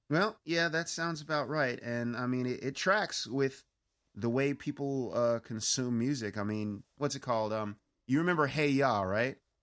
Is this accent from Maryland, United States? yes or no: no; Pittsburgh, Pennsylvania, United States; accent: Pittsburghese; now in California, United States; when I get back home to my hometown of Pittsburgh